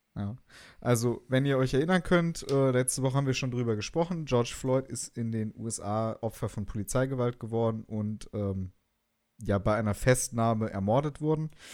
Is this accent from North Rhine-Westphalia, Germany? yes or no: no; Hesse, Germany